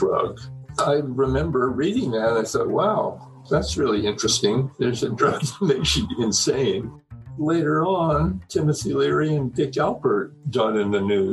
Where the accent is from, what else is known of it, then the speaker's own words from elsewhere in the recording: Iowa, United States; I was born in Iowa into a very poor family. We lived on the wrong side of the railroad track.